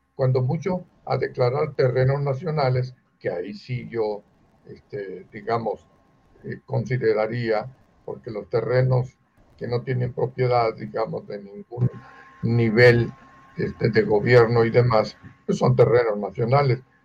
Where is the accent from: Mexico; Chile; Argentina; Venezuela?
Mexico; Nosotros somos nacidos en México